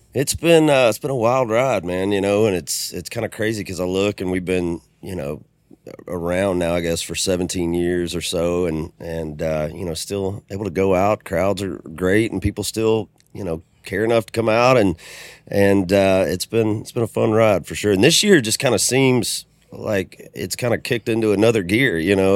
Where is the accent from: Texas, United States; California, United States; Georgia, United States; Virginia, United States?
Georgia, United States; Macon; also born or lived in Homestead, Florida / Jacksonville; I was pretty much raised there in, in middle Georgia.